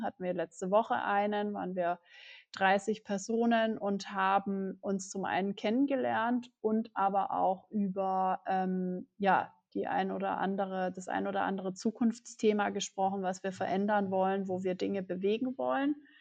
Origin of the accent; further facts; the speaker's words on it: Germany; also born or lived in New York